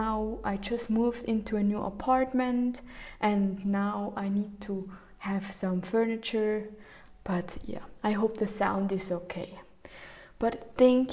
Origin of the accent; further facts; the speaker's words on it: Zug, Switzerland; I grew up in Switzerland, in the Canton Zug, And in the small village